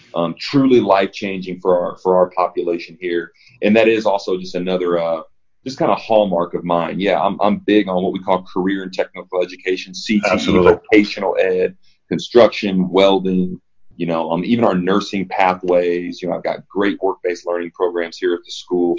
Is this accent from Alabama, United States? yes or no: no; Evansville, Indiana, United States; moved away as an adult; also born or lived in Nashville; I grew up in Evansville, Indiana